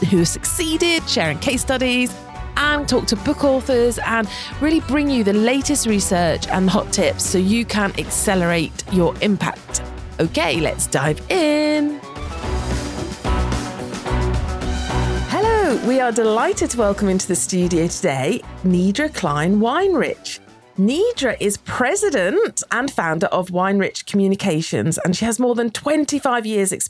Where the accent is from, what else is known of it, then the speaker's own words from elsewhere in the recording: United Kingdom; As a Brit